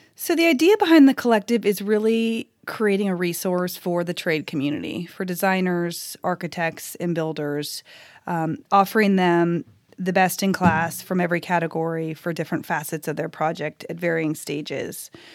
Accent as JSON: {"language": "English", "region": "California", "country": "United States", "moved": "as an adult", "lives_now": "Nashville, United States", "said": "I'm originally from California. My husband and I moved here just about seven years ago"}